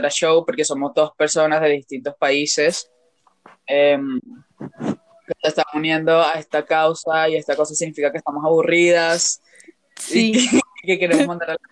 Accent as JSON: {"language": "Spanish", "country": "Venezuela", "accent": "mixed accent of many countries", "said": "yo soy venezolana, me conocen. Eh, la pendeja es mexicana, pero igualito yo tengo como un acento mezclado de, muchos países."}